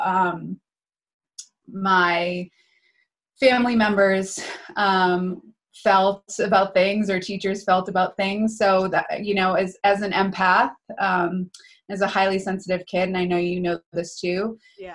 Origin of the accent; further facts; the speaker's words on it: New Hampshire, United States; so I grew up in New Hampshire